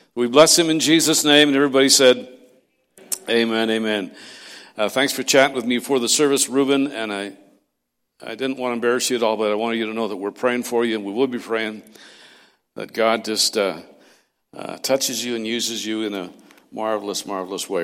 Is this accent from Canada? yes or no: yes; Castlegar, British Columbia, Canada; moved away; I was raised in Castlegar, not far from there